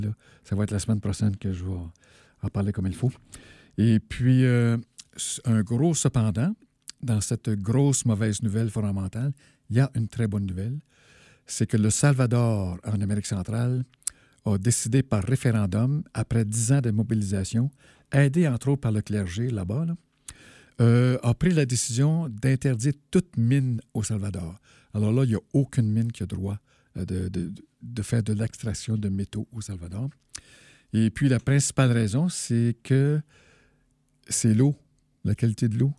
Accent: Abitibi, Quebec, Canada; je viens de, de l'Abitibi

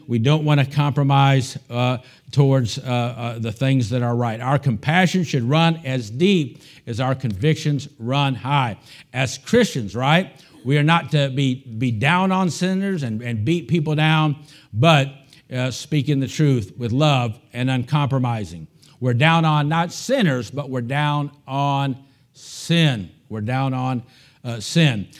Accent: United States; as an American

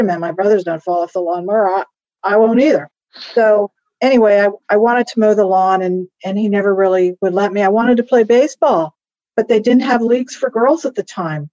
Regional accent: Miami, Florida, United States; moved away as an adult; also born or lived in Virginia; now in Washington, D.C., United States; I grew up in Miami.

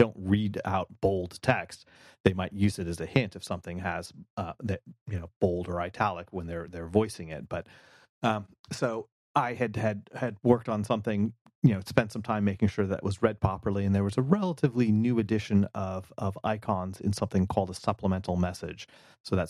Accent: United States; as an American

